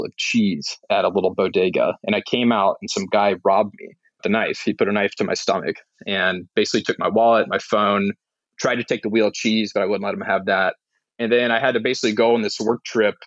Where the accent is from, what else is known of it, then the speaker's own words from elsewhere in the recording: Signal Mountain, Tennessee, United States; moved away; also born or lived in Nashville, Tennessee; I grew up in Signal Mountain, Tennessee, small mountain outside of Chattanooga, Tennessee.